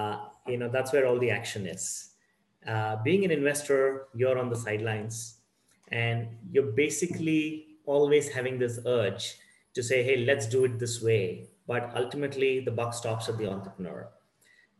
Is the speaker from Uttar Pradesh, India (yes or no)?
no; Bangalore, Karnataka, India; I'm born and brought up in Bangalore, the Silicon Hub of India.